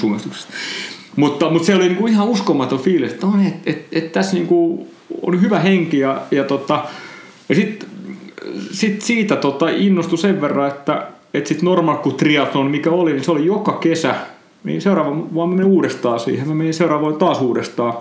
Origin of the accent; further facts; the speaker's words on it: Noormarkku, Satakunta, Finland; mä oon siis kotoisin Noormarkusta